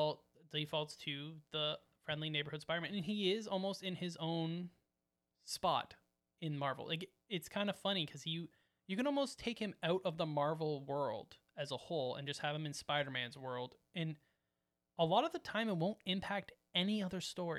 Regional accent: Canada; Sorry, we're Canadian.

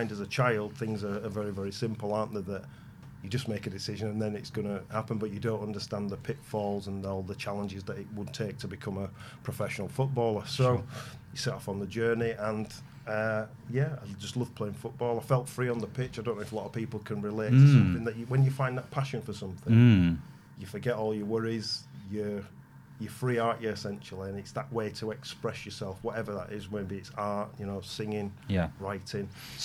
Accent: Bradford, Yorkshire and the Humber, United Kingdom; growing up in Bradford, that's where I'm from, for my sins.

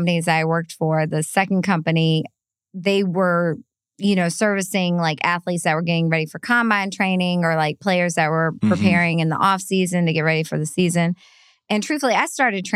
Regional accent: St. Louis, Missouri, United States; moved away as an adult; also born or lived in Gainesville, Florida / Atlanta; I grew up in St. Louis

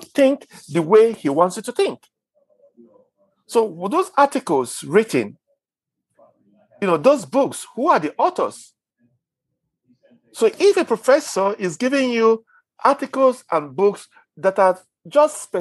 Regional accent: Nigeria; I'm Nigerian

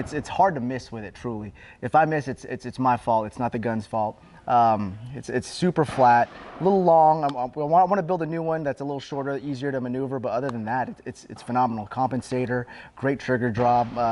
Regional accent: Georgia, United States; I'm from Georgia. It's a 2-hour drive

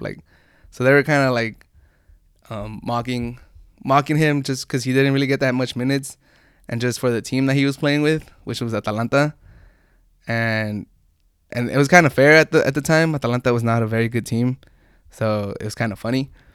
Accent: San Diego, California, United States; I'm from San Diego

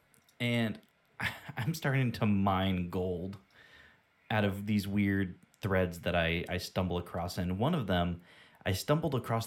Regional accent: United States; we're American

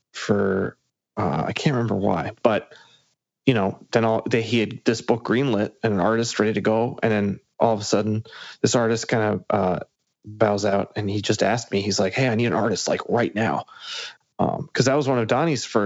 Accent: Massachusetts, United States; moved away as an adult; also born or lived in Chicago; I lived in Chicago from college on, and I grew up in Massachusetts

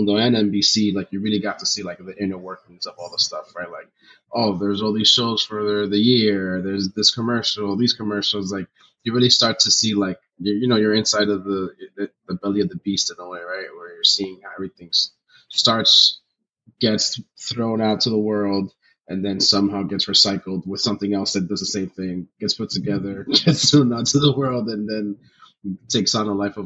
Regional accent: Union City, New Jersey, United States; I was born in Jersey, but my parents are Dominican. I'm Dominican, you know, proud Dominican. I grew up in New Jersey, right across the river from New York

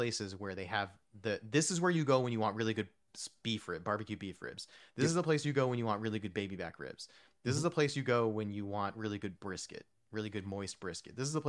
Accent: New Jersey, United States; also born or lived in New York; And also I grew up in New Jersey and New York, so we had like the sort of Italian and like the smoked the deli meats and the pastrami sandwiches and the Reubens

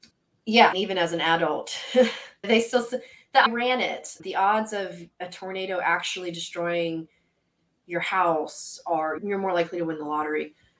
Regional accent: Pennsylvania, United States; Because I'm from Pennsylvania. And so I've always been interested in that.

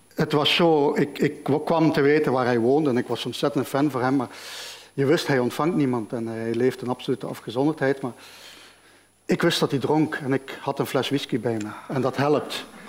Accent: Genk, Flanders, Belgium; now in Malaga, Spain; ik ben opgegroeid in Genk, tussen verschillende culturen

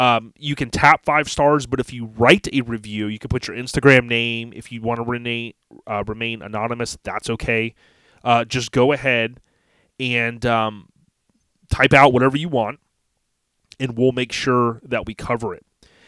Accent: Land O'Lakes, Florida, United States; It's kind of cool growing up in Land O'Lakes, moved there with my parents before I was a year old in good old 1979

